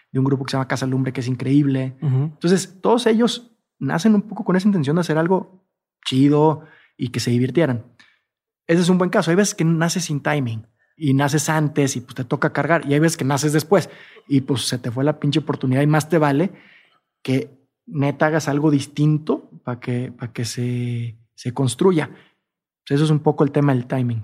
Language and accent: Spanish; Jalisco, Mexico; soy de Jalisco, en todo caso sería tequilero.